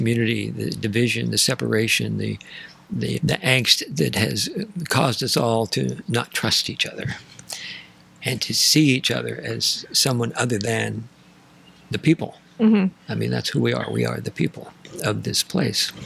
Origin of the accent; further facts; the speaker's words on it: Santa Ynez, California, United States; I was raised in San Ynez